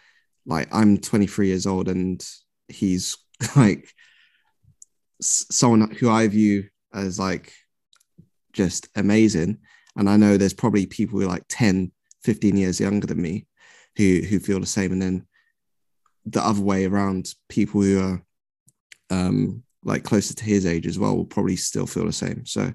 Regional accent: London, United Kingdom; I'm from South London

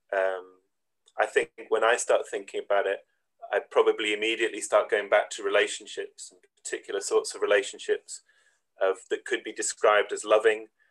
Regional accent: Gullane, Scotland, United Kingdom; also born or lived in Edinburgh; I was born and brought up in Scotland, in Edinburgh to begin with.

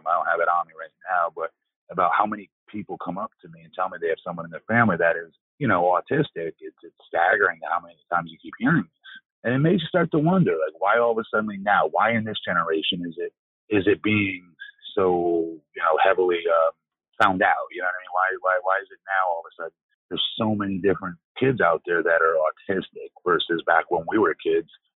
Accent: Longwood, Florida, United States; That's my hometown. That's where I'm raising my son now.

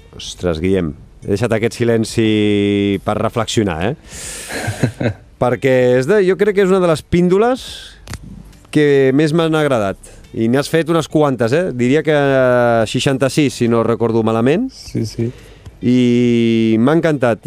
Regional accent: Badalona, Catalonia, Spain; jo sóc de, de Badalona i vaig estar molts anys jugant a bàsquet

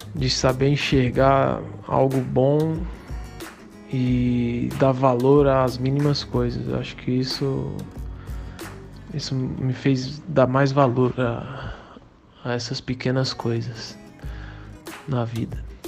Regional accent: Campina Grande, Paraíba, Brazil; now in Paulínia, Brazil; sou natural de Campina Grande, na Paraíba, atualmente moro em Paulínia, São Paulo.

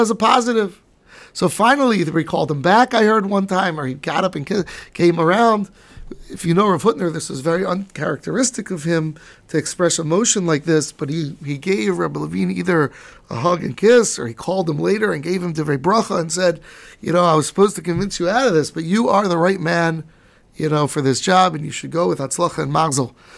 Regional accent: United States; brought up in America in the eighties, nineties, like I was

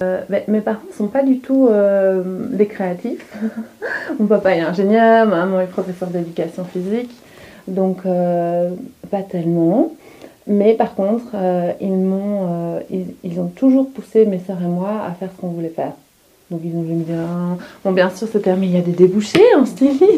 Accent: Hainaut, Wallonia, Belgium; moved away as an adult; also born or lived in London, United Kingdom; now in Brussels, Belgium; Je suis originaire de Apt, qui est dans le Hainaut, en Wallonie

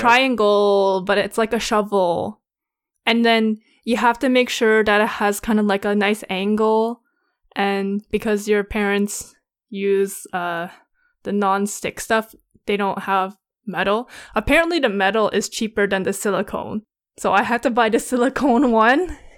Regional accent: Canada; we're Canadian

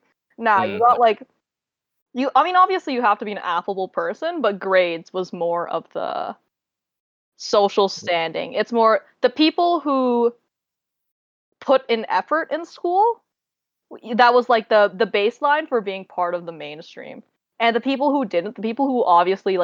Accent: Toronto, Ontario, Canada; I came from Toronto

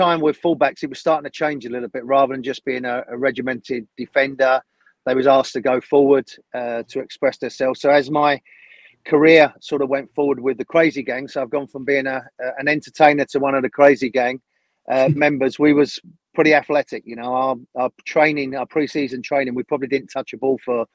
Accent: London, United Kingdom; moved away as an adult; I was born up in London.

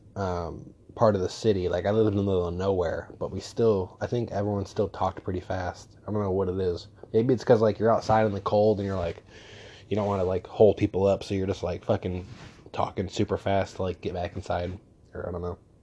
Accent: New York, United States; I'm from New York

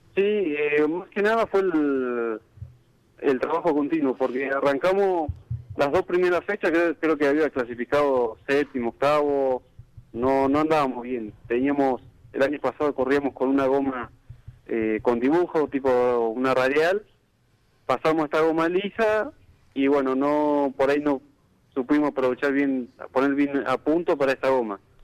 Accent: General La Madrid, Buenos Aires Province, Argentina; now in Necochea, Argentina; soy de General a Madrid, en, este momento estoy viviendo en Necochea

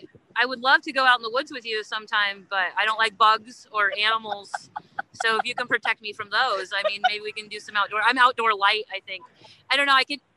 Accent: Astoria, Oregon, United States; I grew up in Astoria.

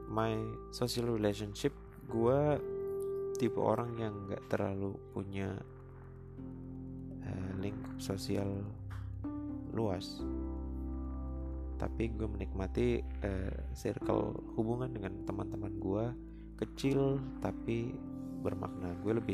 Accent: Central Java, Indonesia; gue kebetulan aslinya dari Jawa Tengah, gue asli dari kota Ngapak.

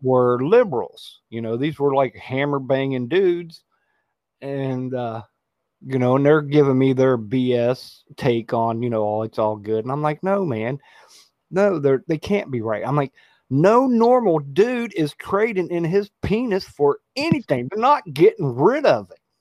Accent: West Virginia, United States; I grew up in West Virginia

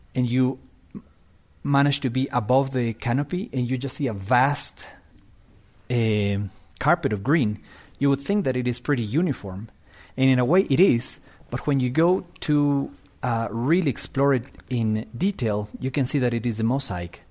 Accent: Quito, Pichincha, Ecuador; I am from Quito, Ecuador. I live at three thousand meters, is my house

